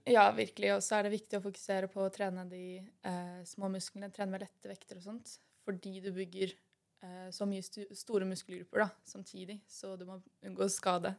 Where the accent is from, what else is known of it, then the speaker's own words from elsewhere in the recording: Son, Akershus, Norway; jeg kommer fra Son.